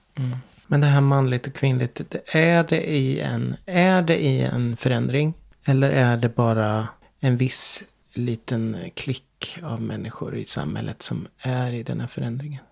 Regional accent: Sweden; min plikt som svensk

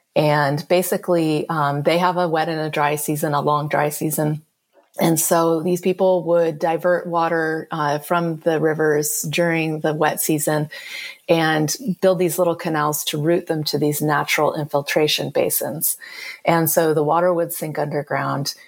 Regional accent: California, United States; I am from California, and California is a place where almost everyone has some level of obsession with water

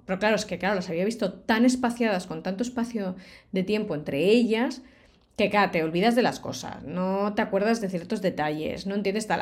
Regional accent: Barcelona, Catalonia, Spain; Yo soy de Barcelona

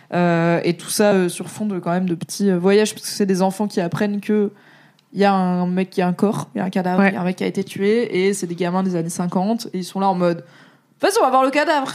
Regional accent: Alsace, Grand Est, France; je suis alsacienne

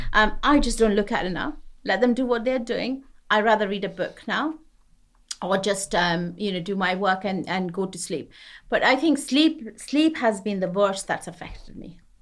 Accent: West Bengal, India; also born or lived in Punjab; now in United Kingdom; I grew up to a Punjabi family, but I grew up in West Bengal.

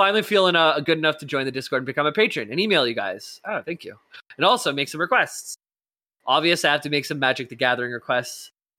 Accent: Utah, United States; P.S. I'm from Utah in the USA, and yes, I'm a Mormon, but I bring it up every time I hear y'all bring up Utah.

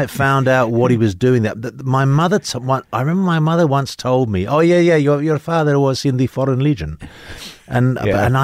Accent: London, United Kingdom; moved away as an adult; now in United States; in London. I was. I uh, my my just quick. My background is basically my parents were. My father was Spanish. My mother was Italian.

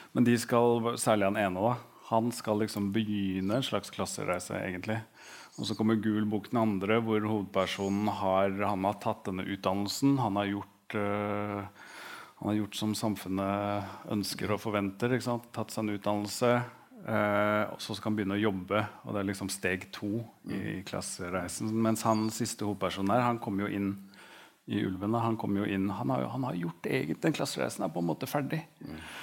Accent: Oslo, Norway; 'Hvor er du fra?' så hadde jeg sagt Stovner med en gang

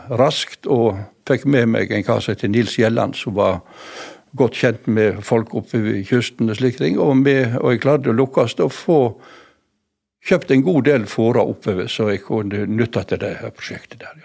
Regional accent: Voss, Vestland, Norway; jeg, som vossing

